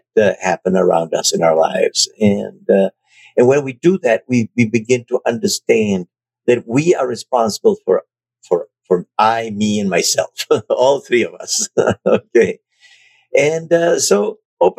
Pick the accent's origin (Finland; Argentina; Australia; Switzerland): Argentina; Buenos Aires; moved away as an adult; also born or lived in Germany / France; now in United States; I was raised in Argentina, and I went to a British all-boy boarding school